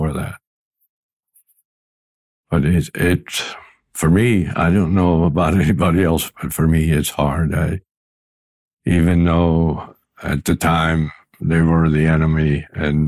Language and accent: English; Pennsylvania, United States; Bath, Pennsylvania, which is 25 miles away from my hometown